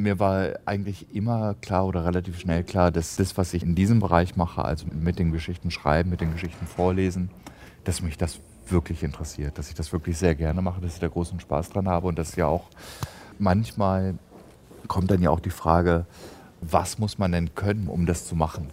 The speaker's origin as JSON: {"language": "German", "town": "Evershorst", "region": "Lower Saxony", "country": "Germany", "tie": "born or raised there", "moved": "yes", "lives_now": "Berlin, Germany", "said": "meinen Geburtsort eben Evershorst"}